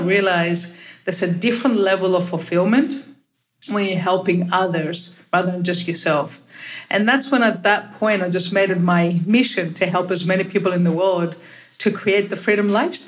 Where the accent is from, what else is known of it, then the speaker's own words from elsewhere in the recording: Cyprus; also born or lived in Australia / London, United Kingdom / Lithuania; Well, I'm originally from Little Cyprus, but I call myself a citizen of the world because I've spent half my life living in Australia.